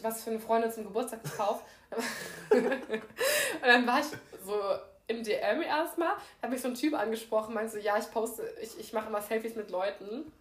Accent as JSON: {"language": "German", "country": "Germany", "said": "ich bin schon eine deutsche Kartoffel"}